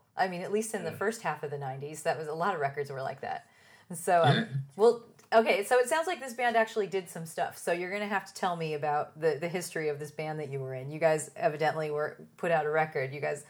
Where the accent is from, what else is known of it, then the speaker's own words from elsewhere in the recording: San Diego, California, United States; I'm from San Diego and then there's LA.